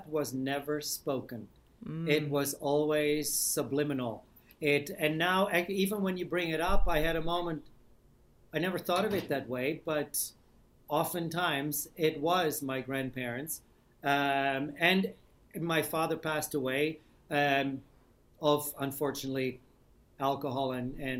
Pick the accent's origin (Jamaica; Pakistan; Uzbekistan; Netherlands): Netherlands; Amsterdam, North Holland; moved away as an adult; I'm from Old Amsterdam